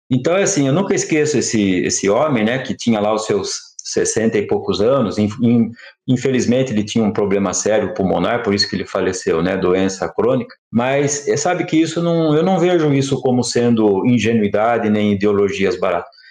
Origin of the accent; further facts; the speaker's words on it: Campinas, São Paulo, Brazil; numa escola pública né, da, da periferia de Campinas que foi a escola que, inclusive, onde eu cresci